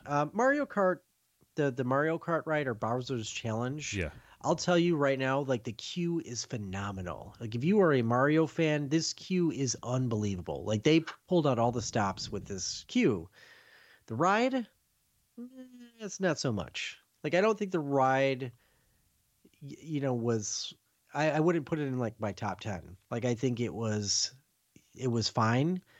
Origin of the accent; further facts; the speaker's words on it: Chicago, Illinois, United States; I come from Chicago